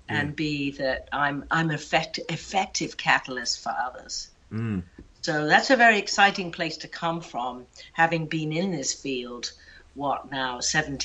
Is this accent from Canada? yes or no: no; Hampshire, South East England, United Kingdom; moved away as an adult; also born or lived in St Andrews, Scotland